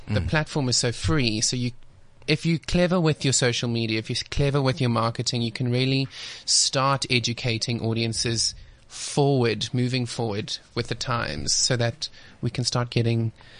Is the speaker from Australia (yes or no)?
no; Pietermaritzburg, KwaZulu-Natal, South Africa; moved away; it's hard coming from Natal, because I'm also from Natal.